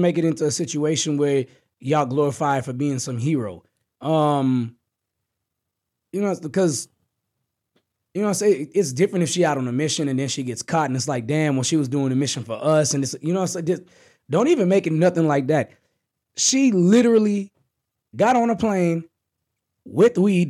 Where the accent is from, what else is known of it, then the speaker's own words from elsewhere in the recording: Texas, United States; we're from Texas